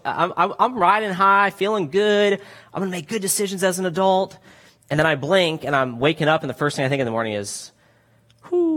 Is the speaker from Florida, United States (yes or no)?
yes; Florida, United States; now in California, United States; I'm from Florida originally. Went to Florida State